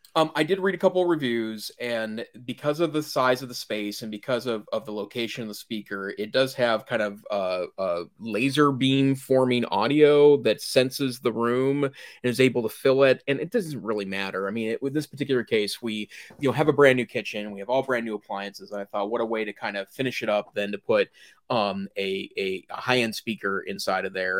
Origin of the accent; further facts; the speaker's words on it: Great Falls, Montana, United States; now in Western Montana, United States; north central Montana, which is where I grew up